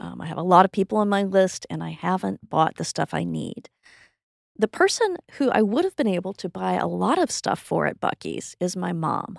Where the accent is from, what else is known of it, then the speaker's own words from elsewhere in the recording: Texas, United States; my identity as a Texan